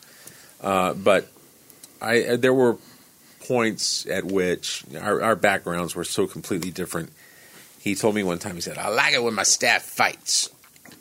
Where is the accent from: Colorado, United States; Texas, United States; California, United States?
Texas, United States; Canyon; moved away as an adult; also born or lived in Dallas, Texas / Washington, D.C. / New York City / Los Angeles; now in Columbia, Tennessee, United States; I had a 76 Porsche 911 in storage in my hometown in Canyon